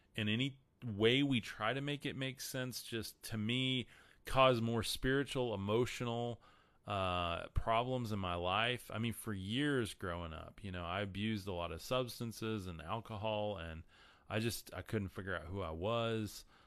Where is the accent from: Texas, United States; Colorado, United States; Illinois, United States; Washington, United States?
Texas, United States; Amarillo; I'm from Amarillo, Texas, top of Texas